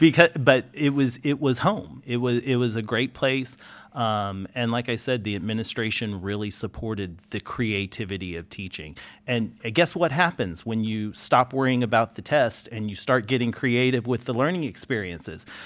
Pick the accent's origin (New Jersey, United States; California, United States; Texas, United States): Texas, United States; Houston; I'm from Houston